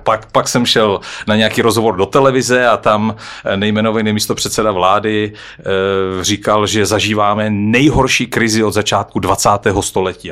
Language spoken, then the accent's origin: Czech; Czechia; jsme my Češi